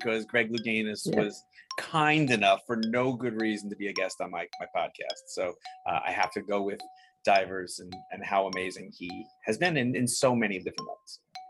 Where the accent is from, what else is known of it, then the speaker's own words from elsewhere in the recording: Long Island, New York, United States; Long Island.